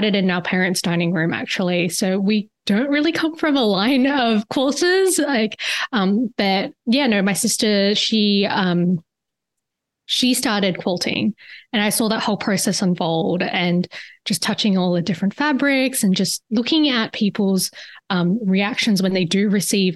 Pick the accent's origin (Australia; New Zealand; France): Australia; Perth, Western Australia; moved away; You could probably hear it in my voice. I'm actually originally from Perth, Australia. It's on the West Coast.